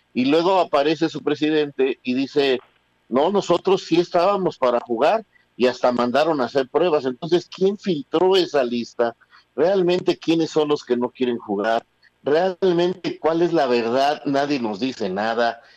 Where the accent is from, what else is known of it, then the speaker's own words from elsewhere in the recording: Mexico; cómo somos los mexicanos